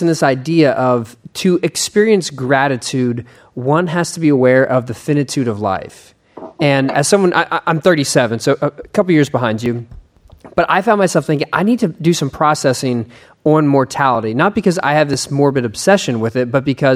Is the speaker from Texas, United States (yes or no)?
yes; Texas, United States; as a Texan